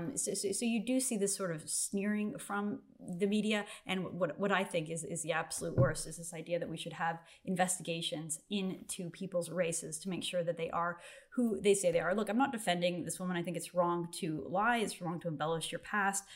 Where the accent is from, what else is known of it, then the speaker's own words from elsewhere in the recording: Canada; when I was growing up in Canada in the 1980s and 1990s